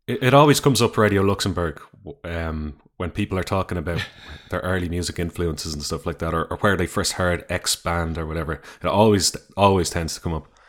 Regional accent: Dublin, Leinster, Ireland; growing up in Dublin.

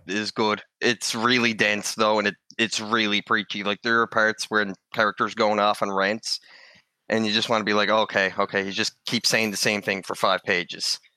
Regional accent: Newfoundland and Labrador, Canada; here in Canada, because I'm from Newfoundland

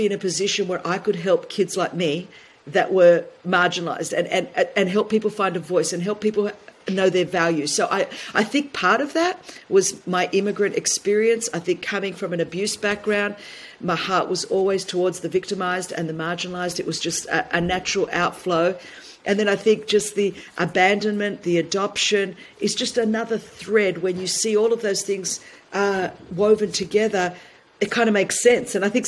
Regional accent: Sydney, New South Wales, Australia; growing up in Blacktown in Sydney, Australia, the only Greek ethnic minority immigrant.

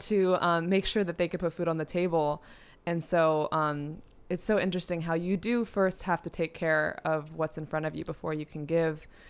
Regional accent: New York City, New York, United States; I grew up in New York City in a studio apartment

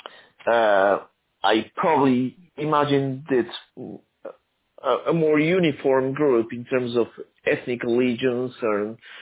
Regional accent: Argentina; also born or lived in Aleppo, Syria / United States; now in Italy; I was born in Aleppo, Syria, but I was raised in Argentina and I become an Argentine citizen. Then I became an American citizen and I'm now living in Italy.

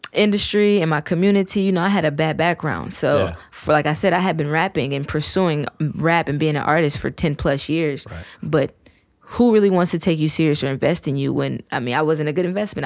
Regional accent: Fairmont, West Virginia, United States; also born or lived in Detroit, Michigan; I was born there, raised here.

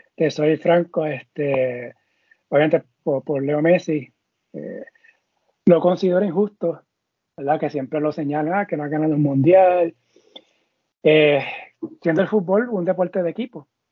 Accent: Puerto Rico; Nosotros somos boricua.

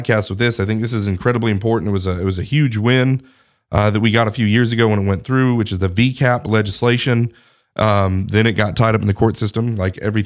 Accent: Colorado, United States; now in Alabama, United States; I came from Colorado that, you know, Colorado is a great place. Don't get me wrong. I enjoyed it. That's where I was born

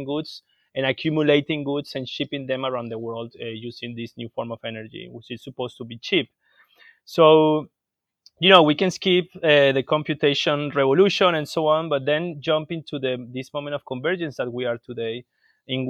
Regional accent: Venezuela; I am from Venezuela

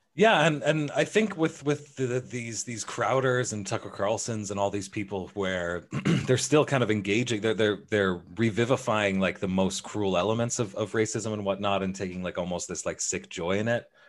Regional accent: Canada; I'm from Canada

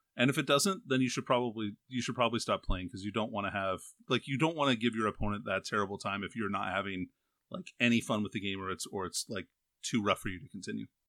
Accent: Alaska, United States; I'm from Alaska.

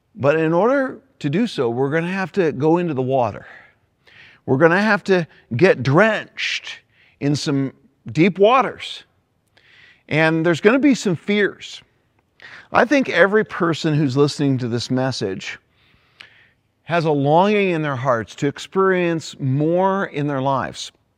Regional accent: Greenwood, Indiana, United States; my hometown, Greenwood, Indiana.

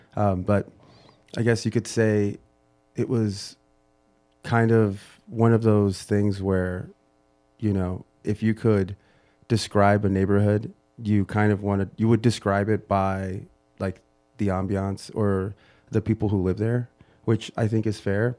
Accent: United States; I'm first generation

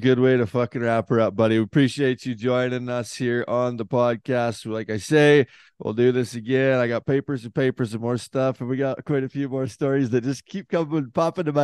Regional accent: Northern Canada, Canada; I'm from Northern Canada

